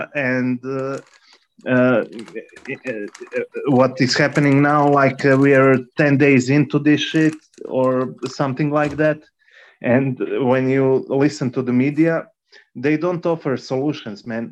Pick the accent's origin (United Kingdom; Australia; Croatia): Croatia; I am from Croatia, for example, and I experienced war. I was a kid, but I saw what was happening